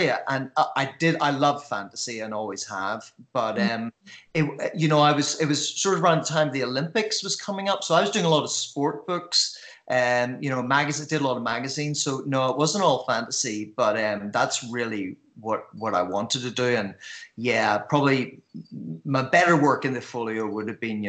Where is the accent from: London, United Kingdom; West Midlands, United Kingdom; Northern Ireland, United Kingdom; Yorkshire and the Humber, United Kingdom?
Northern Ireland, United Kingdom; Belfast; I grew up in Belfast